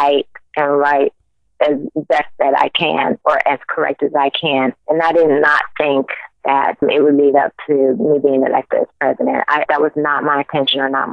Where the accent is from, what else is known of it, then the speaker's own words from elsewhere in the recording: Fort Lauderdale, Florida, United States; moved away as an adult; I was born and raised in Fort Lauderdale, Florida, all the way in the South.